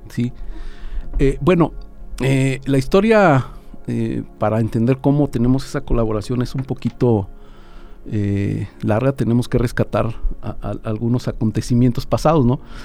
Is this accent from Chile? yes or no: no; Querétaro, Mexico; now in Aguascalientes, Mexico; yo soy originario de Querétaro